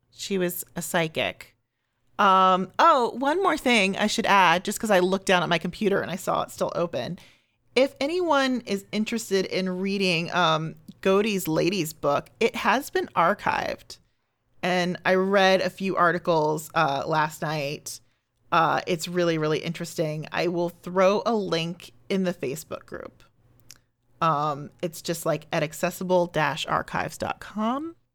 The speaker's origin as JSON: {"language": "English", "area": "just outside of Columbus", "region": "Ohio", "country": "United States", "tie": "born or raised there", "moved": "yes", "lives_now": "Chicago, United States", "said": "grew up just outside of Columbus, Ohio, uh, from, like, ten on"}